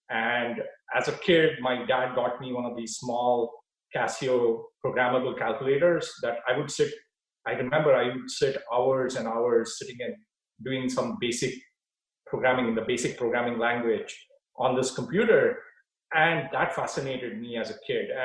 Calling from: Palo Alto, California, United States; I am uh, at home in Palo Alto, California.

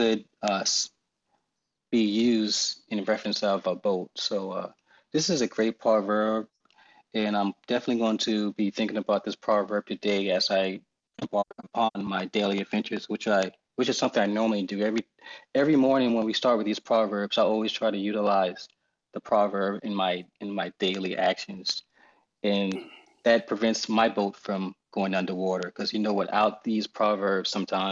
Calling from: Charleston, South Carolina, United States; So I'm calling from Charleston, South Carolina

